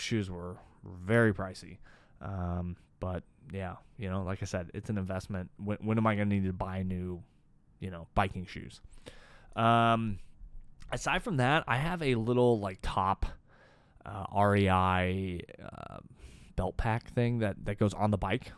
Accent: Boise, Idaho, United States; now in Austin, United States; I grew up in Boise

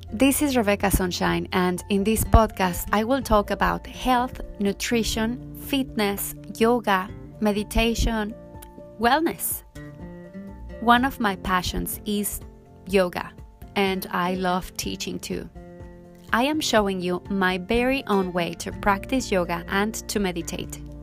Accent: Mexico; moved away as an adult; also born or lived in Cozumel, Mexico; now in Montego Bay, Jamaica; I was born and raised in Mexico. But I left my country a while ago, so for now I live in Montego Bay, Jamaica.

